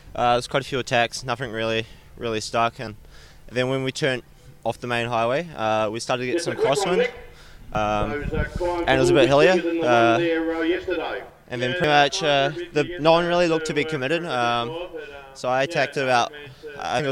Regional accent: New Zealand; moved away; I'm from New Zealand, so I've done a lot of racing over there.

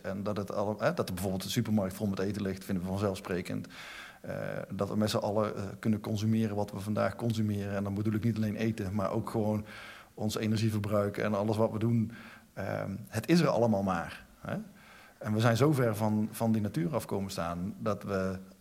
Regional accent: North Brabant, Netherlands; ik ben Brabander

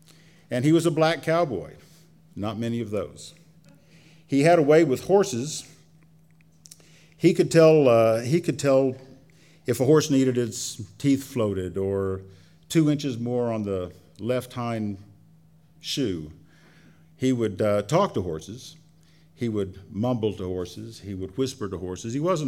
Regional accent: Central Texas, United States; moved away as an adult; now in Durango, United States; So I grew up in Texas on a ranch in Central Texas. Yeehaw is right. Durango is now my home, and I do love it here.

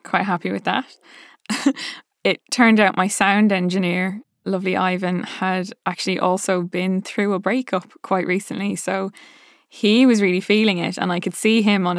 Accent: Ireland; accent: Dublin; now in London, United Kingdom; I watch videos of Saoirse Ronan just speaking in her lovely Dublin accent so that I can kind of get mine back.

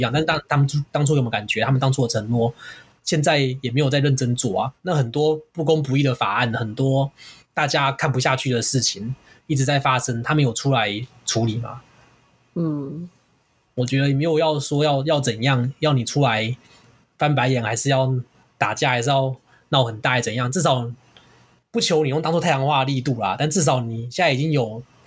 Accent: Kaohsiung, Taiwan; 我们都是高雄人

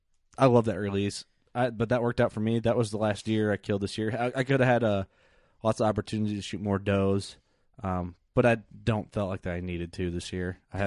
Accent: Canada; Like we're Canadian.

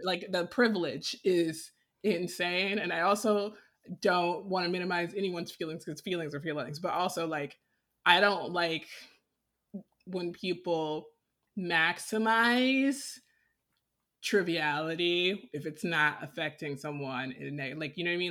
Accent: Decatur, United States; moved away; I grew up in Decatur where people were being murdered

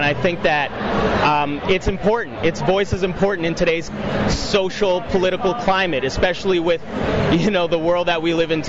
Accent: Toronto, Ontario, Canada; I'm from Toronto, Ontario, so Canada.

